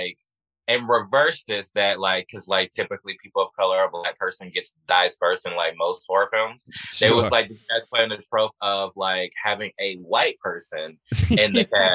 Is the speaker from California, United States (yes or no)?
no; Houston, Texas, United States; moved away; I grew up in Houston, Texas.